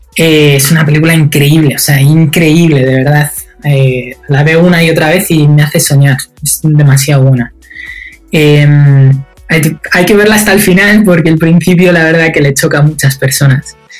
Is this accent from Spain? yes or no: yes; Spain; moved away; desde que yo salí de España